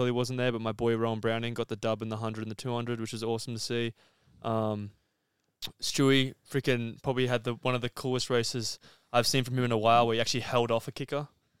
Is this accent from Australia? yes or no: yes; Australia; as an Aussie